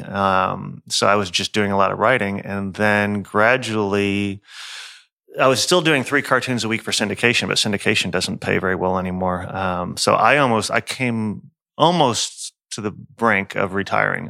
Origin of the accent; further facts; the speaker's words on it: Houston, Texas, United States; I'm an, a Houstonian.